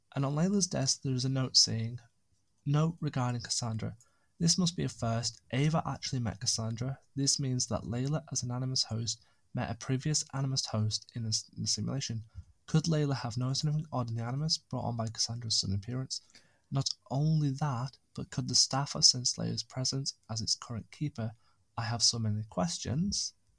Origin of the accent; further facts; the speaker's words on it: United Kingdom; also born or lived in Lake District; being British